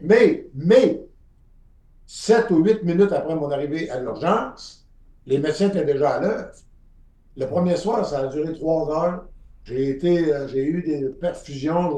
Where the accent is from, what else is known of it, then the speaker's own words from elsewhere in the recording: Quebec, Canada; also born or lived in Florida; Chez nous, au Québec